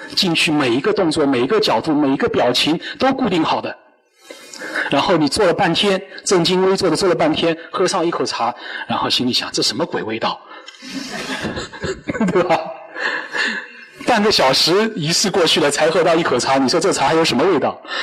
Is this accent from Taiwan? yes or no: no; China; 我们中国人